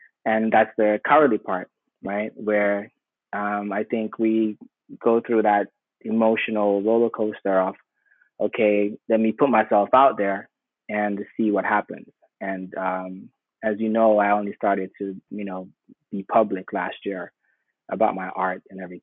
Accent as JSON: {"language": "English", "country": "Jamaica", "tie": "born or raised there", "also_born_or_lived": "Sierra Leone", "moved": "yes", "lives_now": "United States", "said": "I grew up in Jamaica"}